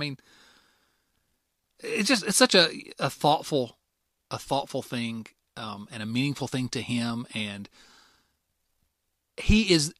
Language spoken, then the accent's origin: English; Canada; I'm Canadian. I remember as a student in Canada, waking up, going to school on the 11th day in the 11th month at the 11th hour